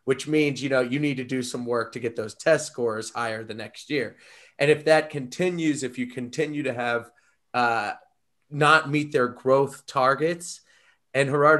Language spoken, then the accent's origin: English; United States; we are from the United States.